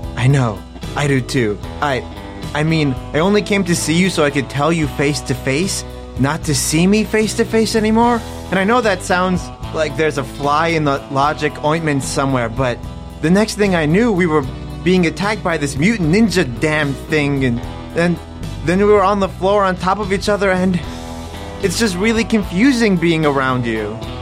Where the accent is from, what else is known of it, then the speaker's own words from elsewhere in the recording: Dubai, United Arab Emirates; I didn't have cable growing up in Dubai